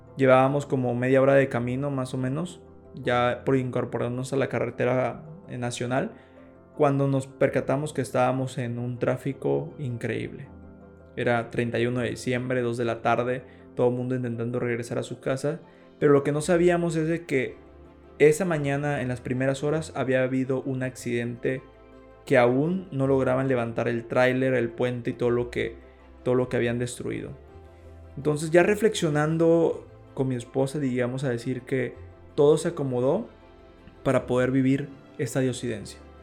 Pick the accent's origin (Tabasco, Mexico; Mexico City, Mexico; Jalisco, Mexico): Tabasco, Mexico; Balancán; Nosotros somos de Balancán